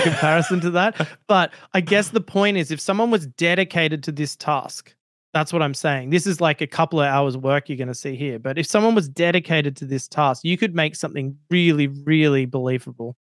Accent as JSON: {"language": "English", "country": "Australia", "accent": "Australian"}